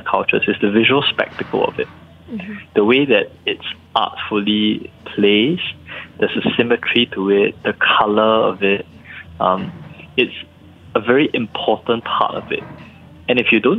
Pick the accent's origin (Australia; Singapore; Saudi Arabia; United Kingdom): Singapore; I'm Singaporean